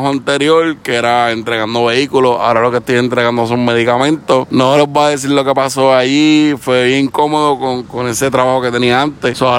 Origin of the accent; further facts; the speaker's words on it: Connecticut, United States; Vamos a ver, hasta ahora pues se va a subir para allá, para Chicopi, Massachusetts, yo soy de Connecticut